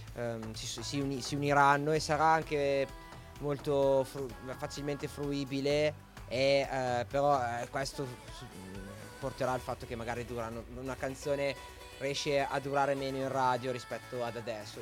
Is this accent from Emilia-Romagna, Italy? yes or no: yes; Piacenza area, Emilia-Romagna, Italy; la mia partenza è stata il locale mh, mm, del mio paese poi ho cominciato a suonare qualche ristorante, qualche bar sempre nella okay. zona del Piacentino